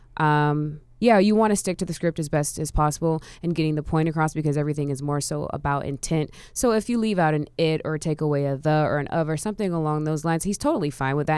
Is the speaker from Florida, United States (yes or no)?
yes; Orlando, Florida, United States; now in Atlanta, United States; I'm actually originally from Orlando